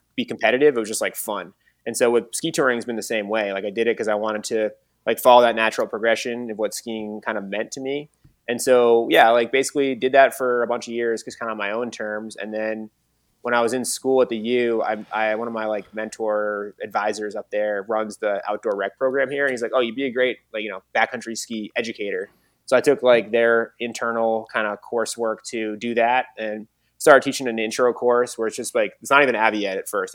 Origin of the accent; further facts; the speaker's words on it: Mad River Valley, Vermont, United States; I grew up in the Mad River Valley